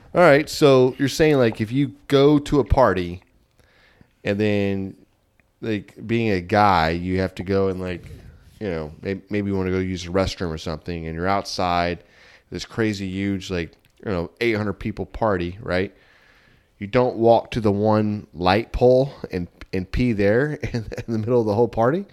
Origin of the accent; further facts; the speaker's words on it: Texas, United States; we're not from Oklahoma. We're from Texas.